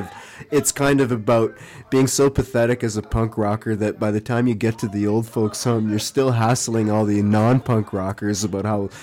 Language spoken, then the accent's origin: English; Prince George, British Columbia, Canada; now in Vancouver, Canada; we are from Prince George.